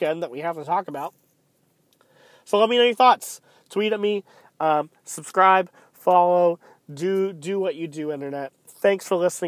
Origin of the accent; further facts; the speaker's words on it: United States; we as the American people